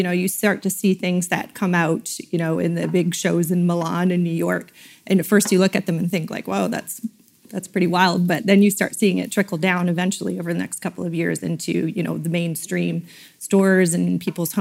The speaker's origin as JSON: {"language": "English", "town": "London", "region": "Ontario", "country": "Canada", "tie": "born or raised there", "also_born_or_lived": "United States", "moved": "as an adult", "lives_now": "Goderich, Canada", "said": "I grew up in London area"}